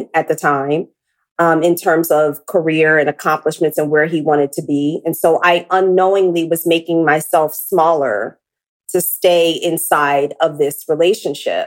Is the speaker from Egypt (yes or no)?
no; Philadelphia, Pennsylvania, United States; now in Los Angeles, United States; I'm from Philly.